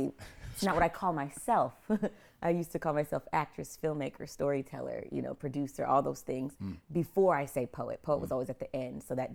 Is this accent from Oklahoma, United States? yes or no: yes; Oklahoma City, Oklahoma, United States; also born or lived in Idaho / Montana; I'm an Okie girl. I'm from Oklahoma City, but I'm a military brat. My dad was in the Air Force. So I lived in Idaho and Montana first and then moved to Oklahoma.